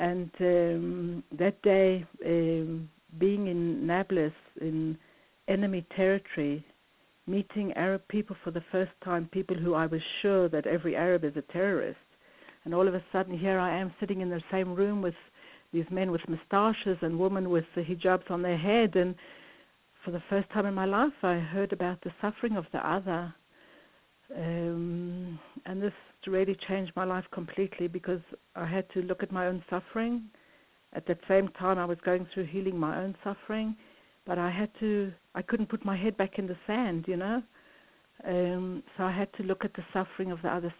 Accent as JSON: {"language": "English", "country": "South Africa", "tie": "born or raised there", "moved": "yes", "said": "I grew up in South Africa in the separation and in the terrible pain of living the separation"}